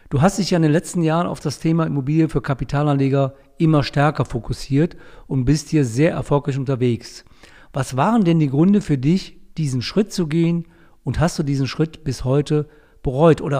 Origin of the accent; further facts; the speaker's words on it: North Rhine-Westphalia, Germany; Sogar in meiner Heimat, wo ich herkomme, dem Niederrhein, werden Preise bezahlt, die ich nie für möglich gehalten hätte.